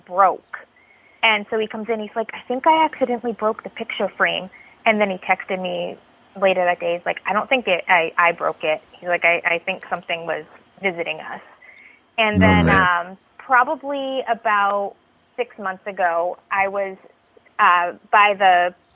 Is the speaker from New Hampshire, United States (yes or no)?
yes; Somersworth, New Hampshire, United States; I grew up in Somersworth, New Hampshire